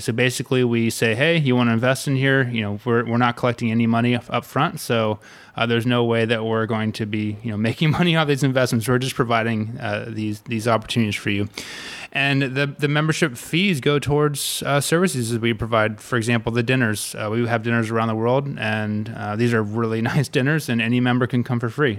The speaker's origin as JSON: {"language": "English", "town": "Malibu", "region": "California", "country": "United States", "tie": "born or raised there", "said": "originally, I grew up in Malibu, California"}